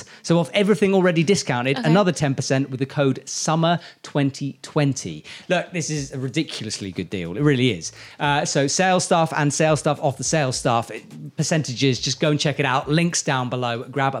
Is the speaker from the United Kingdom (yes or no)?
yes; England, United Kingdom; It's not my fault. I'm English. I bred in the sun.